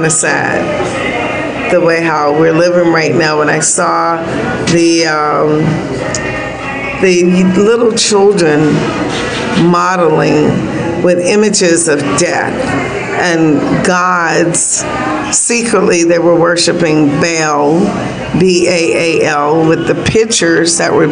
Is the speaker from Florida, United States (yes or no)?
yes; Miami, Florida, United States; I grew up in Miami